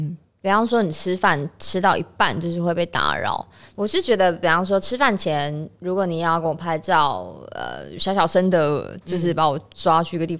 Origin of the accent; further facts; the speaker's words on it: Kaohsiung, Taiwan; moved away; 那我已经那么难得回高雄一趟